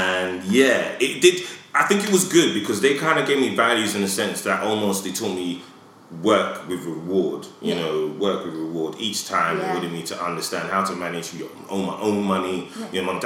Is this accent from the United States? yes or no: no; London, United Kingdom; I grew up in Edmonton